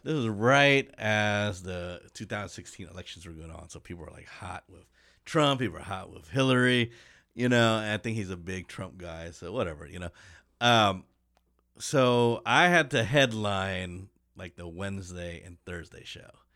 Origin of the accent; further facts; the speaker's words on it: Kansas City, Kansas, United States; moved away as an adult; also born or lived in Detroit; I'm from Kansas City